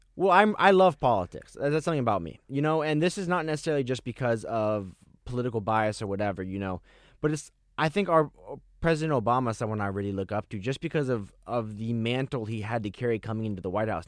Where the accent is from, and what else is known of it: Miami, Florida, United States; born or raised there